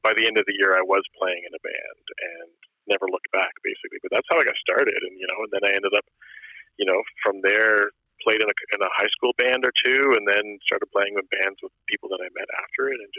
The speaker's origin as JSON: {"language": "English", "region": "Nova Scotia", "country": "Canada", "tie": "born there", "also_born_or_lived": "Germany / Newfoundland", "said": "I was actually not born in Newfoundland. {S0} Really? {S3} I was born in Nova Scotia, but even I only ever spent 11 months there before I was like shipped off."}